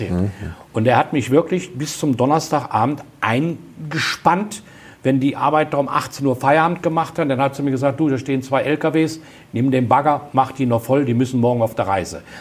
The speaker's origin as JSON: {"language": "German", "region": "Baden-Württemberg", "country": "Germany", "said": "Und jedes Jahr, ich bin ja Schwabe, kämpfe ich um einen Rabatt für einen Ozelottmantel."}